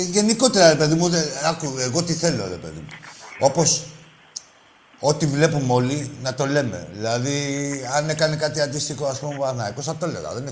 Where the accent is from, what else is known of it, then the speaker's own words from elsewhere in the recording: Central Greece, Greece; Είμαι Ολυμπιακό από τη Φωκίδα.